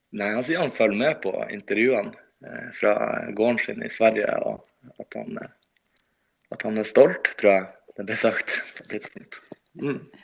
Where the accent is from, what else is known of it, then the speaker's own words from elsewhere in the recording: Henningsvær, Nordland, Norway; moved away as an adult; also born or lived in Bodø; now in Oslo, Norway; Henningsvær, der jeg kommer fra